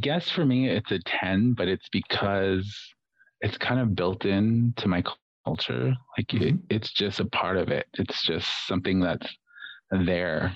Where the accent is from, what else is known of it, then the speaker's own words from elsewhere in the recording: Navajo Nation, United States; being Native American or being Navajo specifically